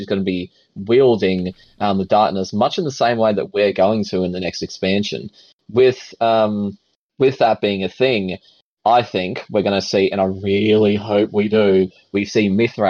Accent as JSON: {"language": "English", "country": "Australia", "said": "We're Australian. It's part of the DNA."}